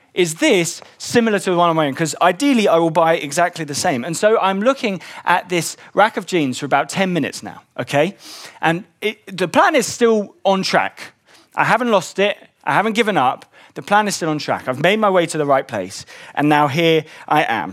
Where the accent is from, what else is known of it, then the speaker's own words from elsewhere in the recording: London, United Kingdom; I grew up in West London